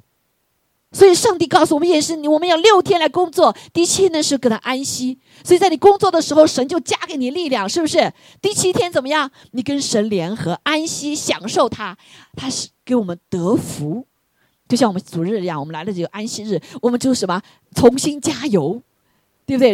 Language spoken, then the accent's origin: Chinese; China; 我们中国人